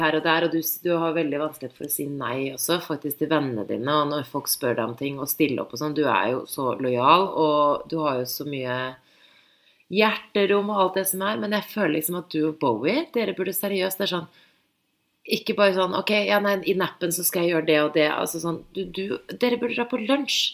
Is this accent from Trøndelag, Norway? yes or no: no; Oslo, Norway; Jeg er vokst opp i byen